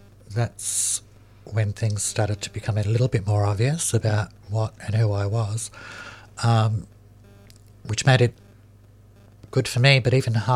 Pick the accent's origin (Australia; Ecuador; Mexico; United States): Australia; Melbourne, Victoria; I grew up in Fitzroy Housing Commission.